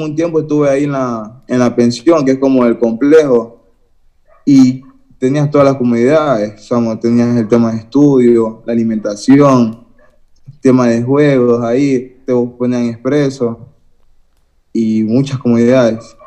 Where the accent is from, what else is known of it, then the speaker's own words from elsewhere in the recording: Guayaquil, Guayas, Ecuador; soy acá de Guayaquil, del sur de Guayaquil, de la isla Trinitaria